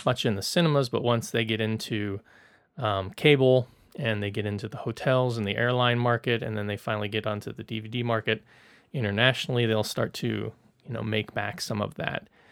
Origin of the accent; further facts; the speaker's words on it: the South, United States; I'm from the South